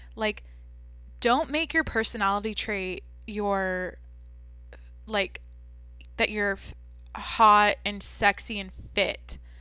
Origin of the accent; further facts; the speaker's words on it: Washington, United States; now in California, United States; I'm from Washington, like I said, I grew up in the Pacific Northwest